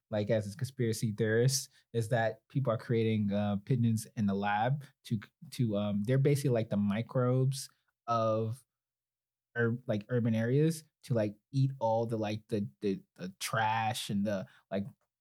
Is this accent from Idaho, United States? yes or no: no; New York City, New York, United States; moved away; Growing up in New York